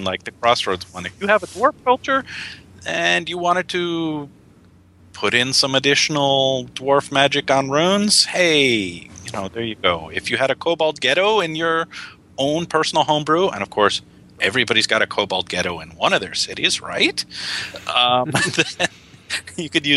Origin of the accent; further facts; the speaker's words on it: Illinois, United States; I grew up in the Midwest in Illinois